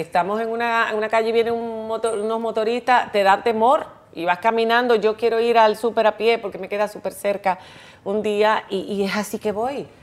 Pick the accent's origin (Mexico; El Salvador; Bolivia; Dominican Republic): Dominican Republic; Santo Domingo; moved away as an adult; also born or lived in Spain; yo crecí en la UAS